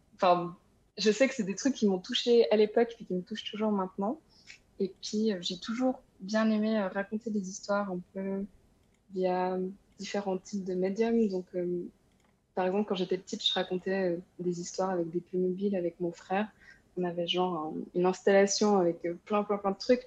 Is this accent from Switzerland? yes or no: yes; Switzerland; moved away; also born or lived in France; Je suis suisse aussi